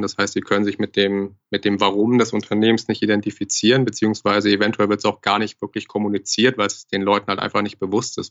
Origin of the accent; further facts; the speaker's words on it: Hamburg, Germany; moved away as an adult; now in Frankfurt, Germany; ich komme gebürtig aus Hamburg, bin jetzt seit knapp zweieinhalb, drei Jahren in Frankfurt